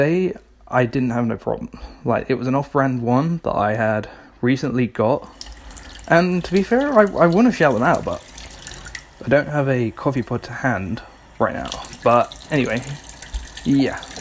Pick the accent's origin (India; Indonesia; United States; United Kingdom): United Kingdom; we're British